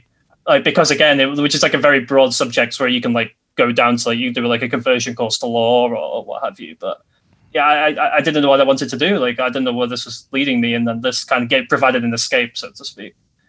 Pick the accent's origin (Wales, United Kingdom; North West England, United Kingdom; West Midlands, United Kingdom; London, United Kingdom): North West England, United Kingdom; Bolton; Like the players that play for Bolton Wanderers, my hometown team, in the fourth tier